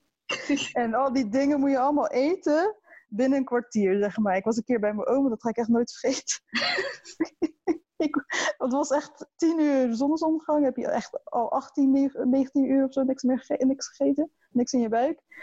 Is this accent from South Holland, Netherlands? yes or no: yes; Maassluis, South Holland, Netherlands; also born or lived in Leiden; ik kom uit Maasluis.